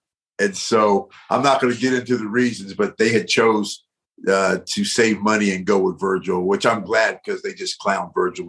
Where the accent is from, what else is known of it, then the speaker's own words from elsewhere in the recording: San Jose, California, United States; San Jose, my hometown